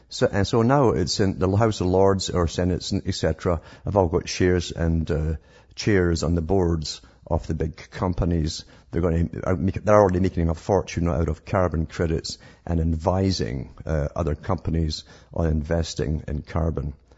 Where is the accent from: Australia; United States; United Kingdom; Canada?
United Kingdom; I grew up in Britain